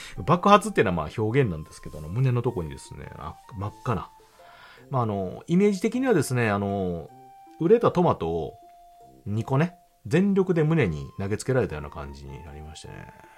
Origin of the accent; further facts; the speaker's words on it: Kansai, Japan; 私、関西人